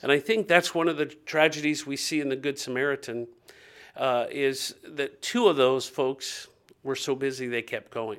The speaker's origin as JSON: {"language": "English", "town": "Dayton", "region": "Ohio", "country": "United States", "tie": "born or raised there", "said": "I grew up in Dayton, Ohio, two forty West Norman, and I lived where all of our neighbors knew us"}